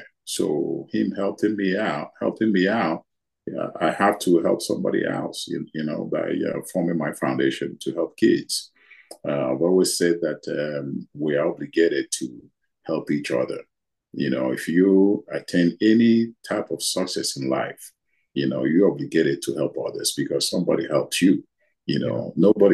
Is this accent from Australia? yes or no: no; Nigeria; moved away as an adult; now in United States; I grew up in Nigeria in a poor family